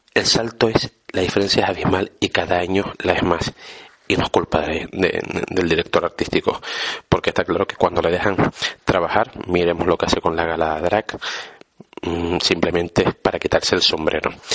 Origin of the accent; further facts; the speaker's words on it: Las Palmas de Gran Canaria, Canary Islands, Spain; las Palmas de Gran Canaria mi ciudad, mi tierra, mi casa, mi isla